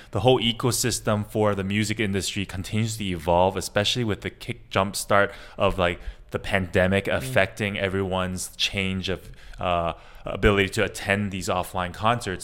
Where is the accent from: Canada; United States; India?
Canada; moved away as an adult; also born or lived in Asia; I'm actually Canadian Chinese, uh, and I've actually been in Asia for the last 15 years